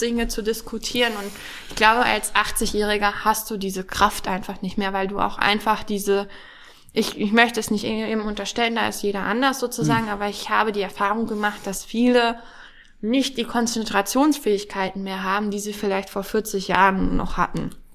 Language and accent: German; Hamburg, Germany; also born or lived in Schleswig-Holstein; now in Harz, Germany; ich bin in Hamburg geboren